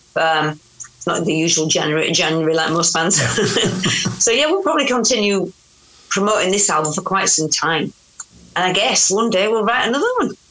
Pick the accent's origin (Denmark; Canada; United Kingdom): United Kingdom; Yorkshire and the Humber; accent: Yorkshire; my accent because I'm from Yorkshire